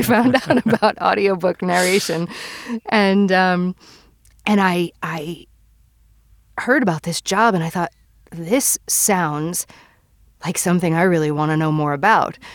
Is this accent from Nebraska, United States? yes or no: no; New York, United States; moved away; I'm originally from New York